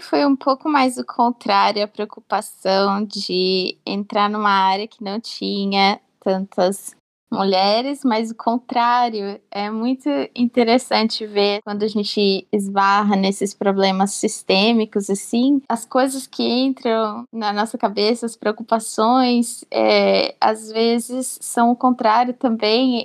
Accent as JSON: {"language": "Portuguese", "town": "Bauru", "region": "São Paulo", "country": "Brazil", "said": "eu sou de Bauru"}